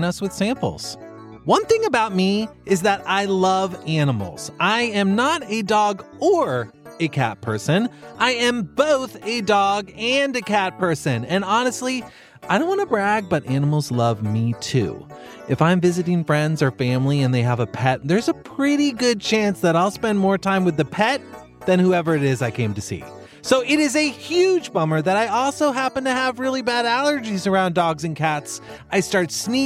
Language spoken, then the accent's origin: English; Texas, United States; moved away; I grew up in Texas